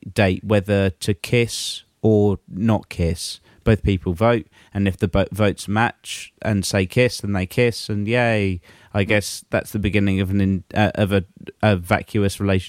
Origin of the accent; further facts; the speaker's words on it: England, United Kingdom; we're English